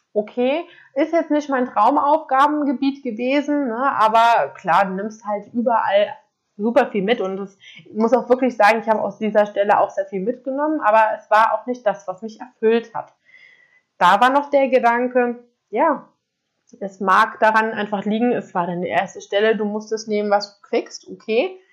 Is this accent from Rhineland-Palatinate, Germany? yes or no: yes; Koblenz, Rhineland-Palatinate, Germany; moved away as an adult; ich komme aus Koblenz ähm, und habe dort auch ganz normal mein Abitur gemacht